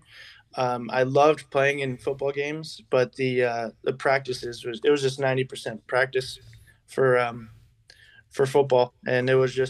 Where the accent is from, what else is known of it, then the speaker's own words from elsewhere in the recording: Sierra Madre, California, United States; also born or lived in Arcadia, California / Monrovia, California; I was born in Arcadia, California, grew up in Monrovia, California in the earlier years of my childhood, and then finally made my way to Sierra Madre, California